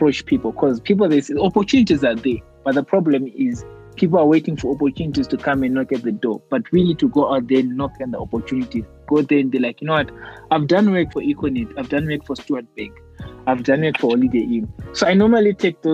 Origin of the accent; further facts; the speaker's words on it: Mutare, Manicaland, Zimbabwe; moved away as an adult; now in Harare, Zimbabwe; I was born in Mutare and I grew up in Mutare. And then I recently moved to, I moved to Harare last year. And now I'm based in Harare.